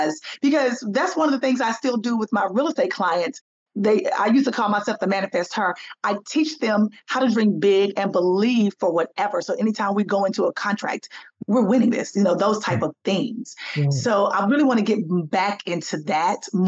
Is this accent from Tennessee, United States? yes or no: yes; Tennessee, United States; also born or lived in Alabama; now in Atlanta, United States; I'm originally from Tennessee